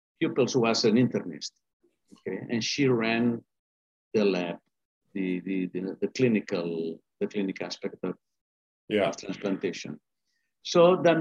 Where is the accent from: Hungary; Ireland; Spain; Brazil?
Spain; also born or lived in Boston, Massachusetts, United States / London, United Kingdom; now in Barcelona, Spain; I'm from Spain. In fact, I was born in Boston, Massachusetts